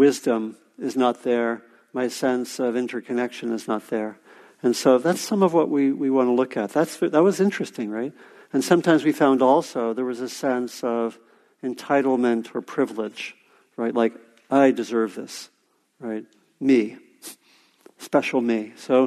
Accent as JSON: {"language": "English", "town": "Washington", "region": "District of Columbia", "country": "United States", "tie": "born or raised there", "said": "I grew up in the Washington, D.C. area"}